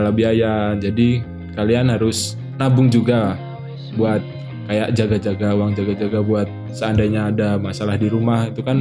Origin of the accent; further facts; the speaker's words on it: Riau, Indonesia; now in Yogyakarta, Indonesia; Pernah aku aku dari Riau kan aku orang Riau